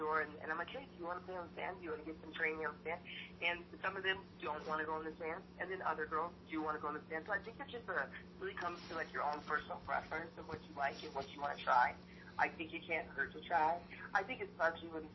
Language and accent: English; Pennsylvania, United States; also born or lived in California; I grew up in Pennsylvania, so I'm originally from California, but I grew up in Pennsylvania